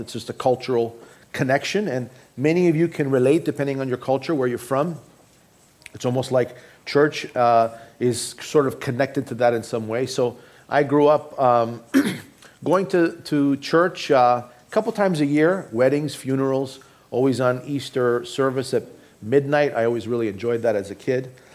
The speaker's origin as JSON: {"language": "English", "town": "Toronto", "region": "Ontario", "country": "Canada", "tie": "born or raised there", "also_born_or_lived": "Boston", "moved": "yes", "said": "I grew up in Toronto, Canada."}